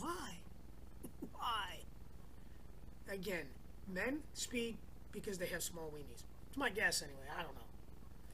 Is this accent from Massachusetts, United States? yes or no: no; New York, United States; now in California, United States; Where I grew up in New York, they call it the parkway.